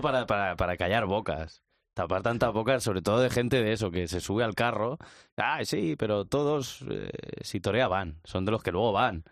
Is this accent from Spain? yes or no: yes; Albacete, Castilla-La Mancha, Spain; now in Madrid, Spain; los que somos de Albacete y somos taurinos